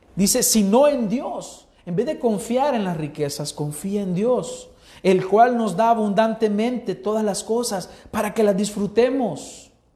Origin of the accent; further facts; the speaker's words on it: El Salvador; los 5 millones de salvadoreños que habemos